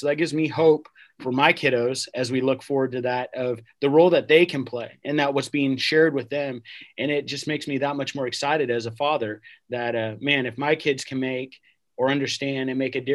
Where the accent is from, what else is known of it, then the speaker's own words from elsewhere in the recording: Vancouver, Washington, United States; I grew up in the Vancouver area. So Portland is a hop, skip, and a jump